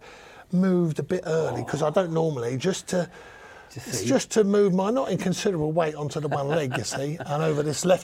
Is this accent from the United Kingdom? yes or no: yes; London, United Kingdom; I'm a Cockney builder.